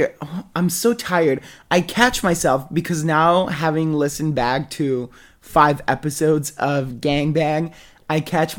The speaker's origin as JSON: {"language": "English", "country": "Thailand", "tie": "born or raised there", "said": "Well, I grew up in Thailand"}